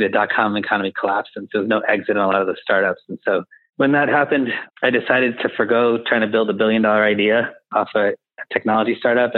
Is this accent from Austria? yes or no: no; Connecticut, United States; where I grew up in Connecticut